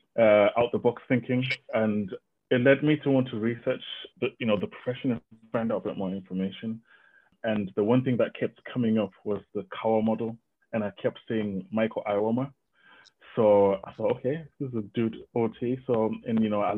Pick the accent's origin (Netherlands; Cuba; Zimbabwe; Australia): Zimbabwe; I was born in Zimbabwe, but my mom is from Zambia, so a bit of mixed heritage there, but yeah, I think I'm Zimbabwean